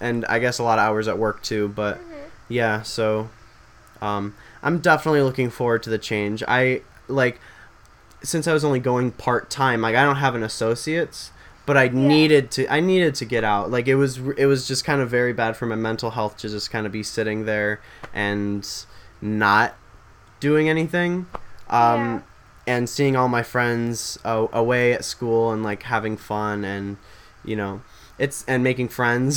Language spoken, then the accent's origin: English; Illinois, United States; we're from Illinois.